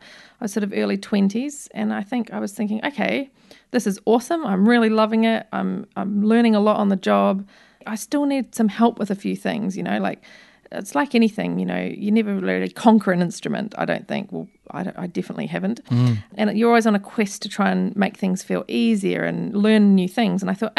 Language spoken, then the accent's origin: English; New Zealand; from New Zealand.